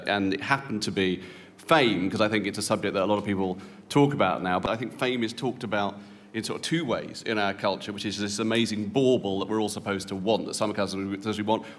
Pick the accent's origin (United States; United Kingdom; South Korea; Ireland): United Kingdom; because I'm a British celebrity male over the age of 45, ladies and gentlemen.